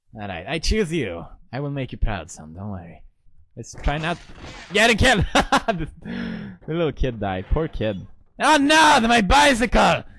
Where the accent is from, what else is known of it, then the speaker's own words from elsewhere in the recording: Gothenburg, Västra Götaland, Sweden; moved away as an adult; also born or lived in Italy; now in United Kingdom; I grew up in Gothenburg